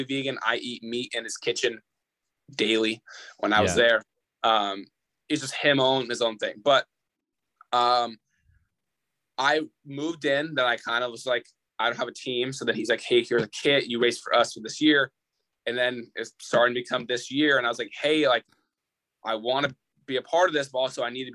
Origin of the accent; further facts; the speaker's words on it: Redlands, California, United States; I'm from Redlands